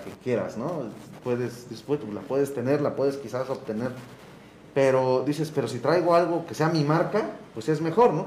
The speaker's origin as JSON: {"language": "Spanish", "region": "Oaxaca", "country": "Mexico", "said": "tenemos que pintar como oaxaqueños"}